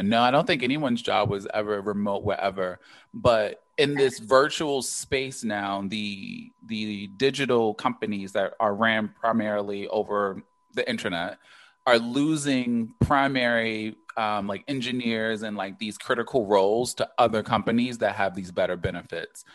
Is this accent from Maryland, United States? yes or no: yes; Baltimore, Maryland, United States; growing up in Baltimore. Granted, we were like super young with the crack era